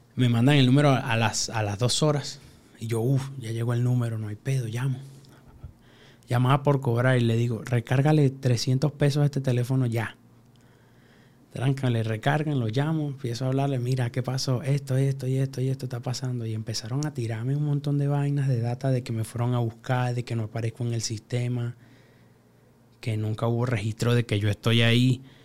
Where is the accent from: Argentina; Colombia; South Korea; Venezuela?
Venezuela; moved away as an adult; also born or lived in Peru / Chile; now in Mexico; vengo de Venezuela. Este, hace más de cinco años no pruebo comida de mi abuela